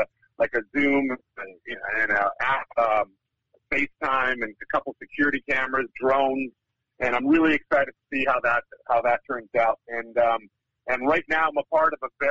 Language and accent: English; Winnipeg, Manitoba, Canada; now in Vancouver, Canada; Grew up in a place called Winnipeg, Manitoba